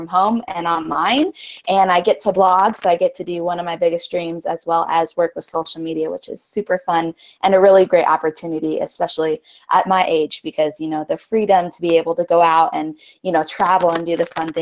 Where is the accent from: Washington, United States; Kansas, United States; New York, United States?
Washington, United States; Spokane; I'm actually from Spokane, Washington, which is a little eastern town.